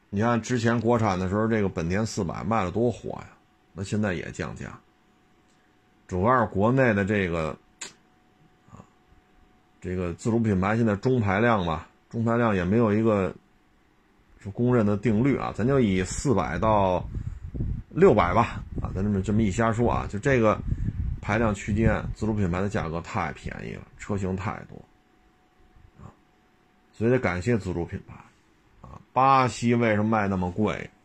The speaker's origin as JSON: {"language": "Chinese", "country": "China", "said": "作为中国人"}